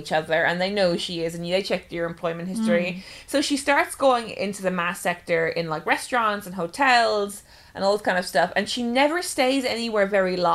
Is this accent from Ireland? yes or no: yes; Ireland; she's Irish and I'm Irish